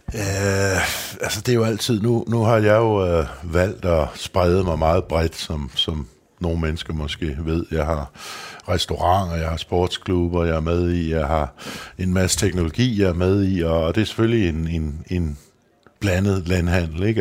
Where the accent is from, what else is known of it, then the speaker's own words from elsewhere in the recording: Løgstrup, Central Denmark Region, Denmark; also born or lived in Copenhagen; der gik jeg faktisk hele min opvækst i, i, i Lykstrup der, som er en lille landsby øh, mellem Viborg og Skive